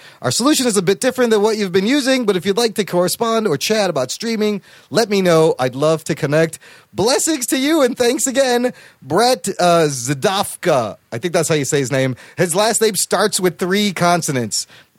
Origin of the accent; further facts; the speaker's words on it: Pakistan; I was born a little brown boy. Like, I'm Pakistani, and then I'm completely white.